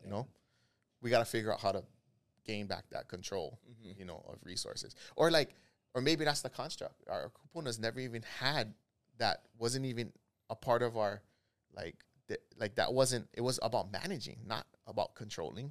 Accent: Kahalu'u, Hawaii, United States; I grew up in Kahalu'u

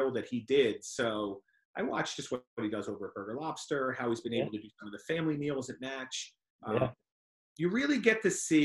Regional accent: Weston, Connecticut, United States; born or raised there

